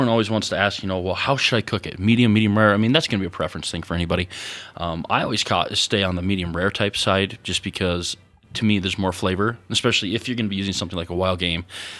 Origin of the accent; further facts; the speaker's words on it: Wyoming, United States; and they thought we were behind the times, you know, because we're from Wyoming.